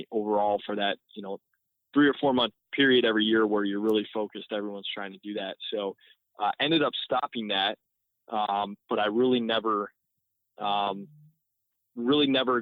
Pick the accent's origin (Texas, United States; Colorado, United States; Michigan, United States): Michigan, United States; Northville; born and raised in the Detroit area, I grew up in Northville